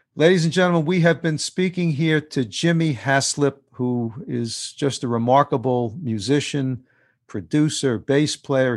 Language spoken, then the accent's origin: English; New York City, New York, United States; growing up in New York City